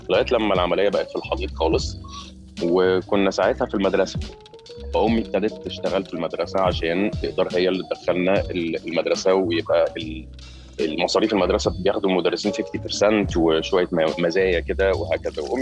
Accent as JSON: {"language": "Arabic", "country": "Qatar", "tie": "born there", "said": "البدايه كانت اول لما انا اتولدت في قطر ده كانت آه، اول خمس سنين من حياتي"}